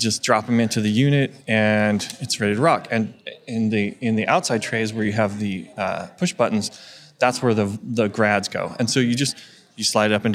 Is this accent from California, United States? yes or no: yes; California, United States; my home state of California